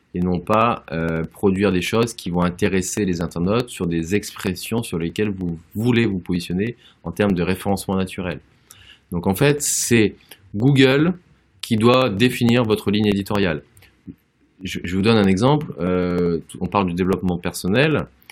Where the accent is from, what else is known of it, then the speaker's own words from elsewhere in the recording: Auvergne-Rhône-Alpes, France; en tant qu'Auvergnat